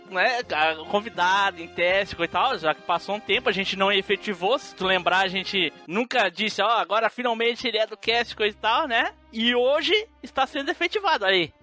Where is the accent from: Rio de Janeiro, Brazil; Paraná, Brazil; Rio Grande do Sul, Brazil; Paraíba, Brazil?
Rio Grande do Sul, Brazil; sou do sul, sou gaúcho